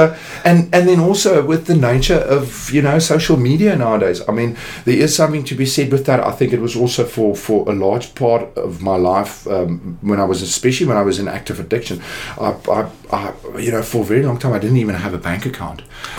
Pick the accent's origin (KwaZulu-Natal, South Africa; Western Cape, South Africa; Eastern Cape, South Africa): Eastern Cape, South Africa; Jeffreys Bay; born there; I was actually born in the Eastern Cape in a little nest of delight. I was born in Jeffreys Bay.